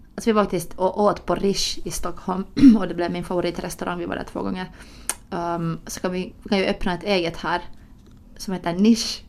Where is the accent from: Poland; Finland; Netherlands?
Finland; Helsinki, Uusimaa; born or raised there; accent: Finland Swedish; first language Finnish; Swedish is a second language; also born or lived in Gothenburg, Sweden